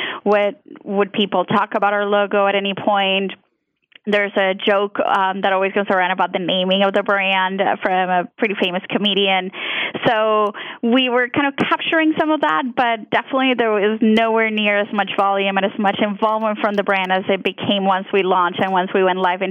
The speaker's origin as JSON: {"language": "English", "country": "Colombia", "tie": "born or raised there", "second_language": "English", "moved": "yes", "said": "I was born and raised in Colombia, so you might notice an accent come out here and there because English is my second language."}